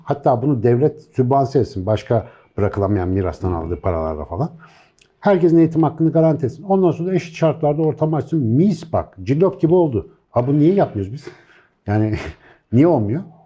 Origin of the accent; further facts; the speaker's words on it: Turkey; ben bu topraklarda yetiştim